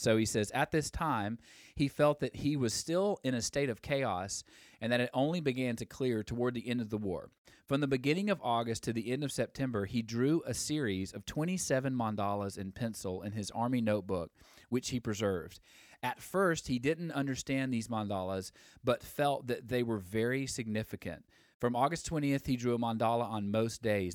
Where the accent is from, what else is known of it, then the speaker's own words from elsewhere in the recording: Alabama, United States; I'm from Alabama